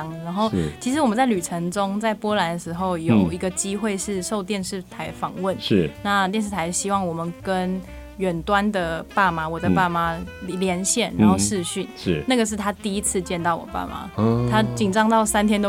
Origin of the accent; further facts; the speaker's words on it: Taiwan; moved away; 我是台湾来的嘛